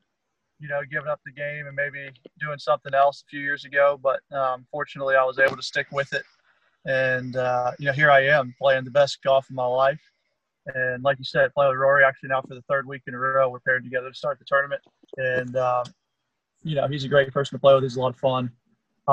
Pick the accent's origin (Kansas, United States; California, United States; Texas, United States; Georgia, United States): Georgia, United States; my home state of Georgia here